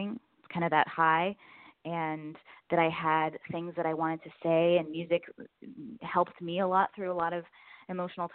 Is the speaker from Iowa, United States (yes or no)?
no; Gainesville, Florida, United States; born or raised there; also born or lived in Northern California; now in Los Angeles, United States